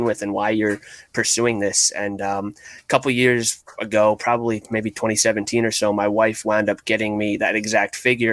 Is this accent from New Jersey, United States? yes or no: no; outside Poughkeepsie, New York, United States; I grew up a few towns outside of Poughkeepsie, New York